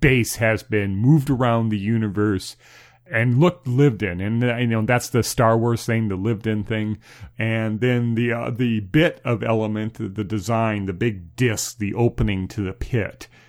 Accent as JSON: {"language": "English", "country": "United States", "said": "as an American"}